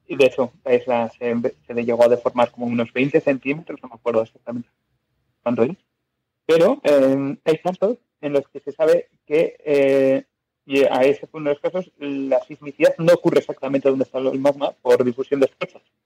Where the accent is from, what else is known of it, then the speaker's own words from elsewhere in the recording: Biscay, Basque Country, Spain; yo soy de Vizcaya